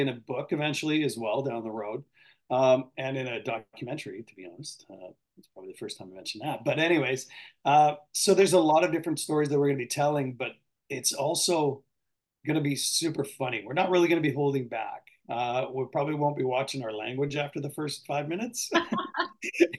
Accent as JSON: {"language": "English", "region": "British Columbia", "country": "Canada", "tie": "born or raised there", "said": "I was born and raised in British Columbia"}